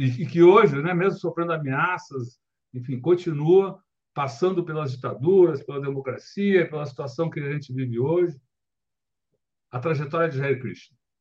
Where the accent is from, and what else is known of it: Brazil